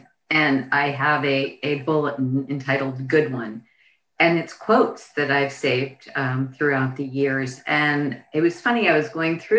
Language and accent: English; Florida, United States; I grew up in Florida.